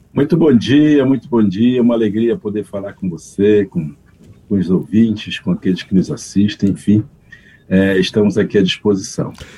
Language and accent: Portuguese; Brazil; eu sou um brasileiro nascido munduruku